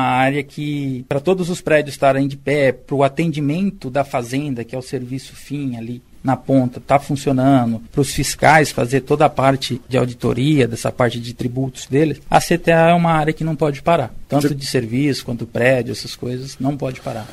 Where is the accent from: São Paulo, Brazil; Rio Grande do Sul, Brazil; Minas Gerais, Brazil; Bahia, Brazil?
São Paulo, Brazil; Martinópolis; moved away as an adult; eu vivi no interior, né, sou de Martinópolis, interior de São Paulo, até os meus 18 anos, e foi uma vida praticamente rural